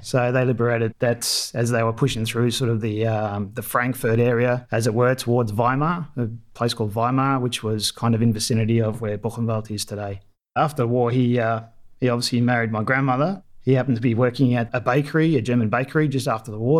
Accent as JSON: {"language": "English", "town": "Melbourne", "region": "Victoria", "country": "Australia", "tie": "born or raised there", "also_born_or_lived": "Dandenongs", "said": "I grew up in Melbourne, northern suburbs."}